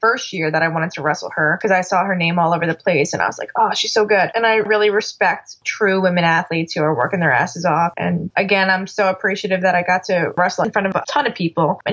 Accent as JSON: {"language": "English", "area": "Dutchess Stadium", "region": "New York", "country": "United States", "tie": "born or raised there", "said": "And I grew up watching baseball games at Dutchess Stadium."}